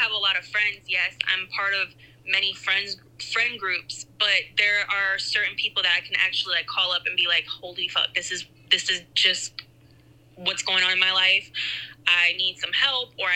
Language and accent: English; South Florida, United States; moved away as an adult; I was raised down in South Florida, and I was living in the same home for like 20 years, never moved